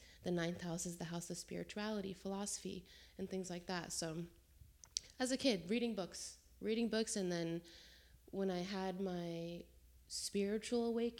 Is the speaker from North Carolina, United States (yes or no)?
yes; Jacksonville, North Carolina, United States; born there; also born or lived in New Jersey; Originally, I was born in North Carolina, in Jacksonville, and then I moved around a lot, I don't really consider myself from any place, but I was born in North Carolina. From there, I moved to South Carolina, I moved to New Jersey.